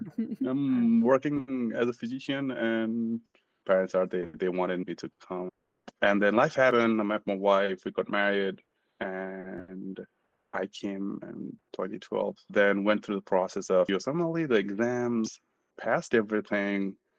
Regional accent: Nepal; moved away as an adult; now in United States; So I'm from Nepal. Originally, I'm from Nepal. I immigrated back in 2012 to the US. I was in Nepal. I did my medical school there, graduated in 2006-07.

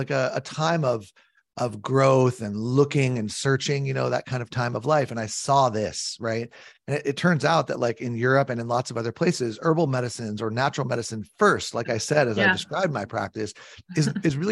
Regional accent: California, United States; I grew up in California.

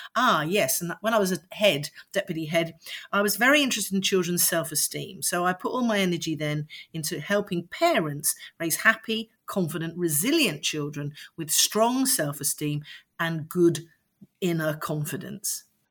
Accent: London, United Kingdom; I was born in London and grew up in Streatham

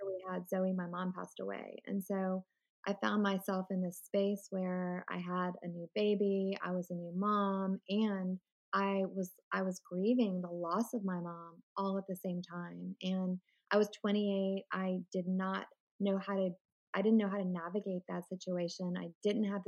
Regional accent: Richmond, Virginia, United States; now in Winston-Salem, United States; I grew up in Richmond, Virginia, and that's where my whole family lives

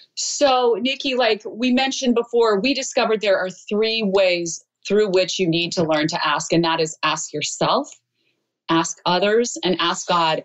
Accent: Idaho, United States; moved away; I'm a girl from Idaho

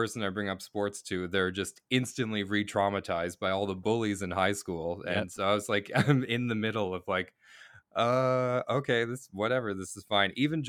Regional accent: Boston, Massachusetts, United States; now in Canada; And then when I grew up in Boston, and when I lived in Boston, I played Little League, like classic All-American Little League, and truly loved baseball.

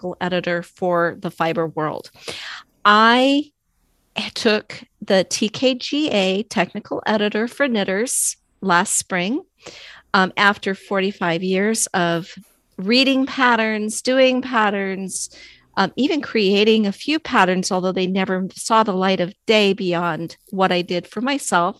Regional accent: Alaska, United States; I am from Alaska

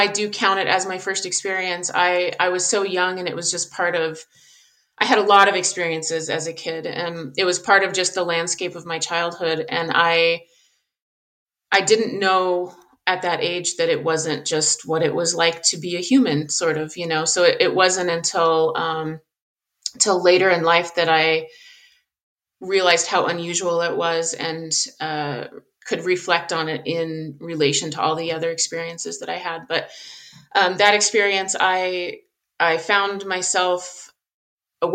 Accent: Southern Colorado, United States; I grew up in Southern Colorado. I live in Colorado now

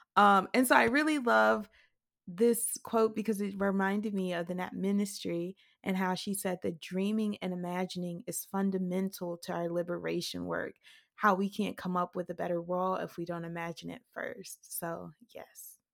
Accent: Mississippi, United States; I never imagined writing outside of Mississippi

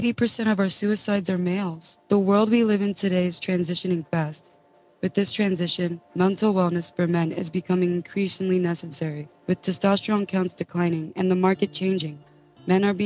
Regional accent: New York City, New York, United States; I'm from New York City

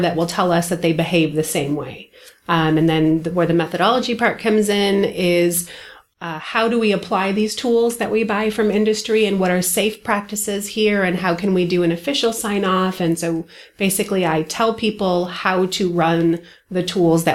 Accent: Michigan, United States; also born or lived in Indiana; I'm from Michigan

